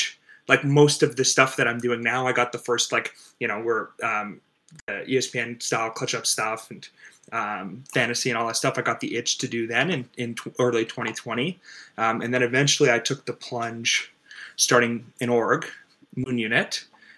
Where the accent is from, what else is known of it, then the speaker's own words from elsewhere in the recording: Toronto, Ontario, Canada; I'm from Toronto. I grew up loving gaming and loving sports.